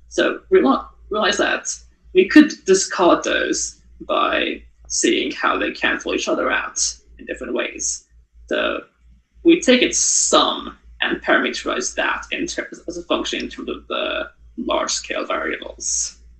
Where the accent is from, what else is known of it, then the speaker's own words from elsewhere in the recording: Tokyo, Japan; moved away as an adult; now in Waterloo, Canada; I was born in Japan, in Tokyo, and lived there for 18 years.